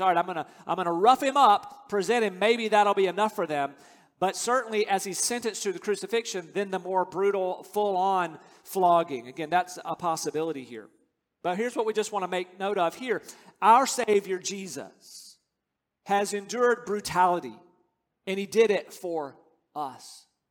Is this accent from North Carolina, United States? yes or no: yes; North Carolina, United States; I grew up in North Carolina.